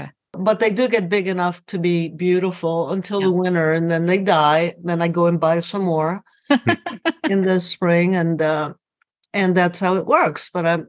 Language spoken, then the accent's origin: English; New Orleans, Louisiana, United States; moved away as an adult; also born or lived in Cuba / Miami / Boston / Orlando; now in Salem, United States; I was born in Cuba, came to the United States when I was 8 years old, grew up in New Orleans, went to law school in New Orleans, then moved to Miami